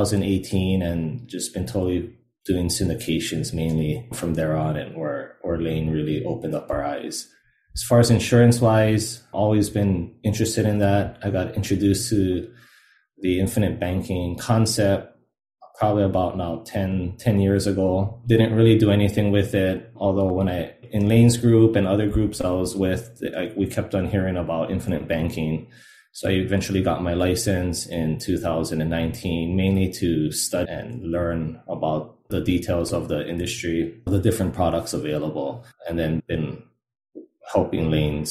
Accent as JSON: {"language": "English", "town": "Hilo", "region": "Hawaii", "country": "United States", "tie": "born or raised there", "also_born_or_lived": "Seattle / Jacksonville, Florida / Monterey, California", "moved": "as an adult", "lives_now": "Oahu, United States", "said": "I grew up in Hilo, Hawaii"}